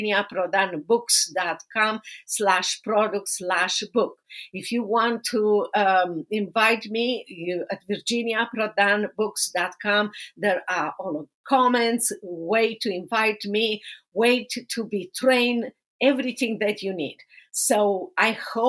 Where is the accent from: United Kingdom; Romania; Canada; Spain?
Romania; moved away as an adult; now in United States; I have known you from back to Romania many years ago, and I have been growing with you here in America for so many years.